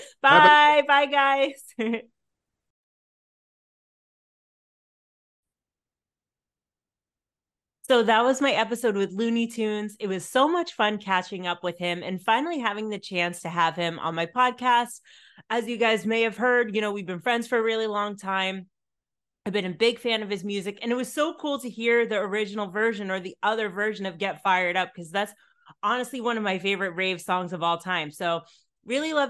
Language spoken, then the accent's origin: English; New York, United States; now in Netherlands; I grew up in Yankee Stadium, basically in New York.